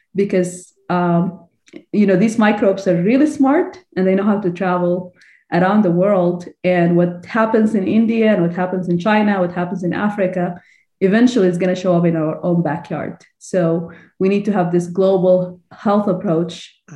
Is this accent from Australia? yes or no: no; Sudan; moved away as an adult; also born or lived in Illinois, United States / Texas, United States; now in United States; I'm originally from Sudan, I graduated from University of Khartoum.